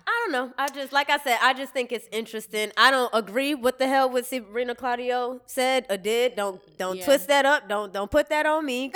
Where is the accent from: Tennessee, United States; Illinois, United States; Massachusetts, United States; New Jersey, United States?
Massachusetts, United States; Cambridge; also born or lived in Boston; I'm from Cambridge technically, but I represent Boston